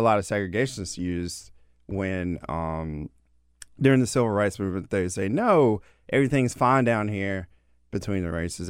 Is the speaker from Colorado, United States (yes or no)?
no; Georgia, United States; now in Washington, D.C., United States; as a Georgia boy